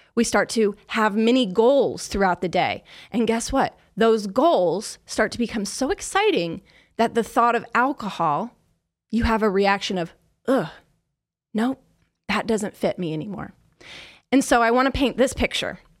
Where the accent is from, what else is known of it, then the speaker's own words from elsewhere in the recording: Kansas City, Missouri, United States; I'm from Kansas City